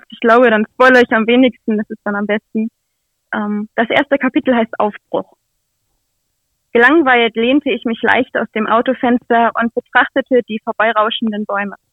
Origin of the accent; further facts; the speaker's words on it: Nienburg, Lower Saxony, Germany; ich komme hier aus Nienburg, bin 21 Jahre alt